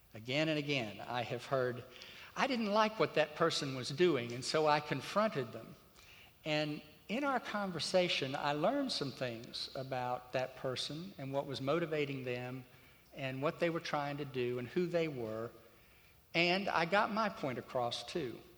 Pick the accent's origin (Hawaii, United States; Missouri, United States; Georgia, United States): Georgia, United States; Crisp County; moved away; the little rural county that I grew up in over in Georgia